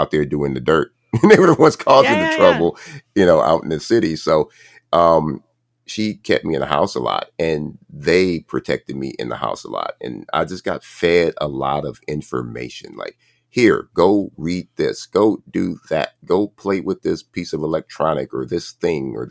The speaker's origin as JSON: {"language": "English", "town": "Compton", "region": "California", "country": "United States", "tie": "born or raised there", "said": "growing up in Compton"}